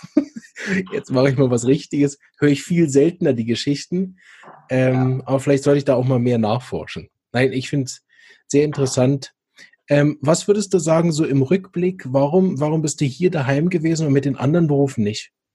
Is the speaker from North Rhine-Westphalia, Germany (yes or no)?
no; Berlin, Germany; moved away; für mich ist ja Berlin meine Heimat, da komme ich ja ursprünglich her.